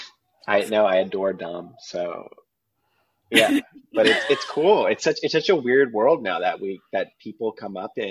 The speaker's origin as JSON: {"language": "English", "area": "Long Island", "region": "New York City suburbs", "country": "United States", "tie": "born or raised there", "also_born_or_lived": "Princeton", "moved": "as an adult", "said": "I grew up like in the New York City suburbs"}